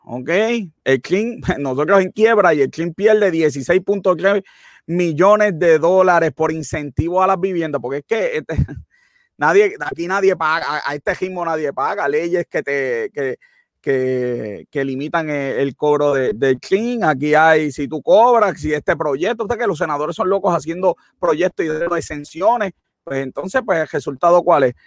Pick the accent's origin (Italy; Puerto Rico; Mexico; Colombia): Italy; mi tierra, Italia.